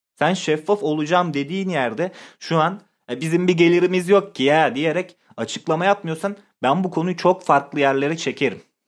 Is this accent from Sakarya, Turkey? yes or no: yes; Sakarya, Turkey